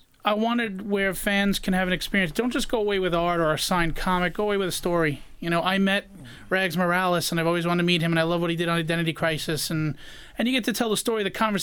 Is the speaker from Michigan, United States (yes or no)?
no; New York City, New York, United States; moved away as an adult; now in Suffolk County, United States; I'm a Queens born and raised guy. I only moved out here 6 years ago.